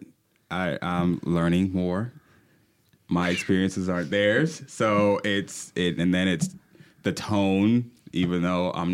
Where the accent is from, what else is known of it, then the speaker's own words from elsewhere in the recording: Charleston, South Carolina, United States; moved away as an adult; now in Fayetteville, United States; I'm from Charleston, South Carolina. Matter of fact, I moved to Fayetteville about 10 years ago to be a theater manager